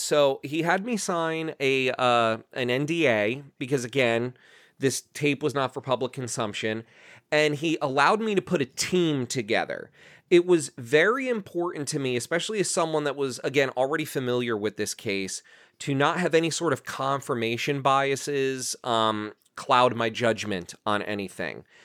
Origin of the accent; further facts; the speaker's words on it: New Jersey, United States; where I grew up in New Jersey